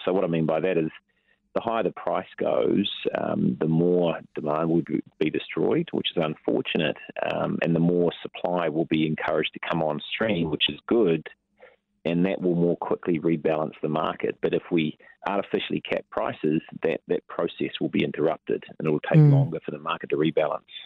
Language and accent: English; Taranaki, New Zealand; I'm from the Naki